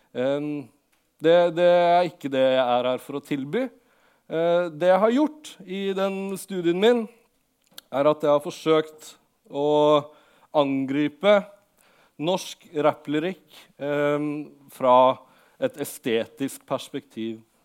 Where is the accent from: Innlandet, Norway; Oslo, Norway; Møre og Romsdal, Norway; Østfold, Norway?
Innlandet, Norway; Lillehammer; jeg kom fra Lillehammer, og da jeg vokste opp, så hadde Lillehammer et veldig stort uh, hiphop-miljø som eh, jeg på en måte vokste opp